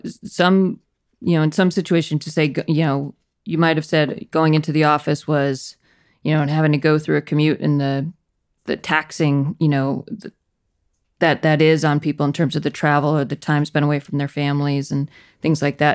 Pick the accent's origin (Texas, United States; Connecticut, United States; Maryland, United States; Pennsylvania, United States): Connecticut, United States; Danbury; also born or lived in Clemson; I grew up in Connecticut, a town called Danbury